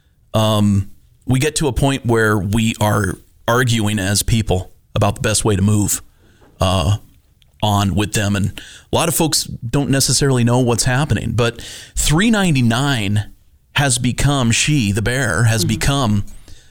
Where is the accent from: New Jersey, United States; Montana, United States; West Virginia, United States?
Montana, United States; Bozeman; growing up in Bozeman